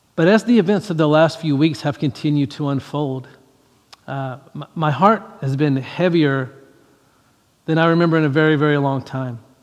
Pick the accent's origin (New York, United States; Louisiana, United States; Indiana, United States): Louisiana, United States; I grew up in Louisiana, I grew up in the South